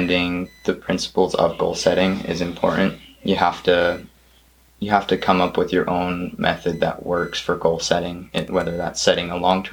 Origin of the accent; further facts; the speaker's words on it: Montana, United States; I'm from Montana.